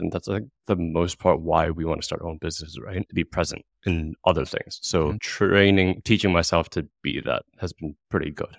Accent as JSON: {"language": "English", "country": "Hong Kong", "moved": "yes", "said": "I come from Hong Kong, like big Asian city"}